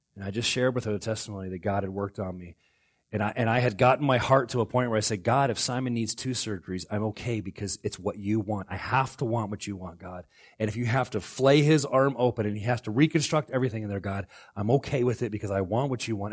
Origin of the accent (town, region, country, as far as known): Florida, United States; now in Alaska, United States